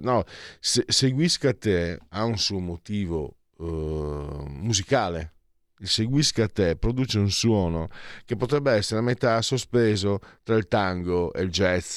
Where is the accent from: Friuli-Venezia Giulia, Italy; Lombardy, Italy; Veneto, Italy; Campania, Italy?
Friuli-Venezia Giulia, Italy; San Vito al Tagliamento; sul mio paese, sul mio comune, San Vito al Tagliamento